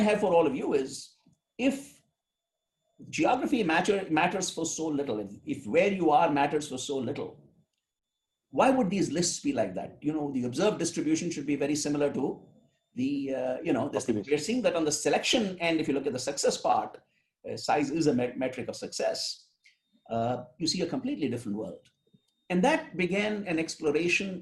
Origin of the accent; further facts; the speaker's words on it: India; now in United States; I grew up in India and then I come to the United States